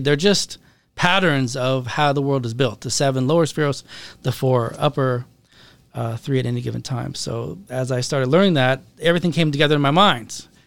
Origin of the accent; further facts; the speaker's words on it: Seattle, Washington, United States; I grew up in Seattle, Washington